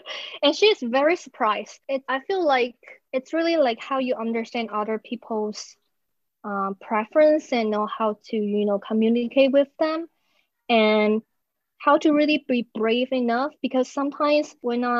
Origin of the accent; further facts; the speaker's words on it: Taiwan; I'm from Taiwan